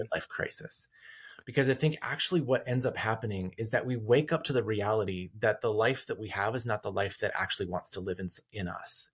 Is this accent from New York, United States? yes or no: no; rural Colorado, United States; I grew up in rural Colorado, up in the mountains